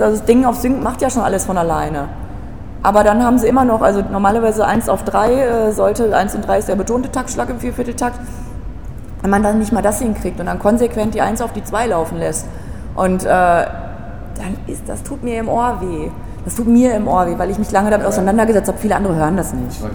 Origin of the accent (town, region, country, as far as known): Altenbeken, North Rhine-Westphalia, Germany; also born or lived in Paderborn; now in Berlin, Germany